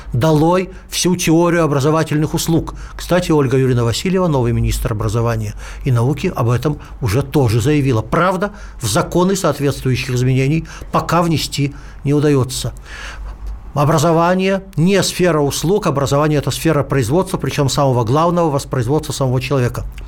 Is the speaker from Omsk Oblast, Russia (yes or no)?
yes; Omsk, Omsk Oblast, Russia; moved away; из моего родного города Омска